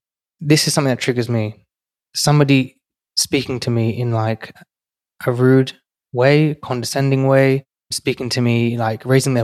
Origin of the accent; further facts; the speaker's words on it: London, United Kingdom; now in New York City, United States; I've gone from growing up in one of London's most financially deprived and crime-ridden areas to today working in New York City